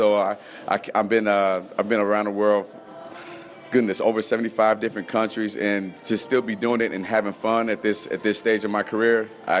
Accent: Las Vegas, Nevada, United States; also born or lived in Missoula, United States; So born and raised in Las Vegas, went hot straight to cold.

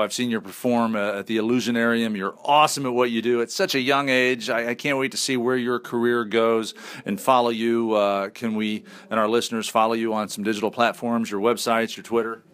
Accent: Indianapolis, Indiana, United States; accent: northern; I'm from Indianapolis

